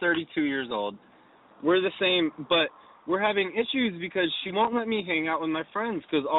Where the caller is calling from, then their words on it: Los Angeles, California, United States; I'm calling from, I'm basically on Sunset and Hillhurst.